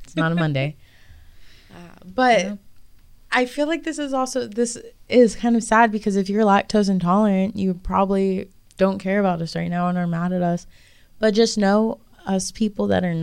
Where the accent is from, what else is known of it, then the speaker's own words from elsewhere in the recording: Pennsylvania, United States; I grew up in Pennsylvania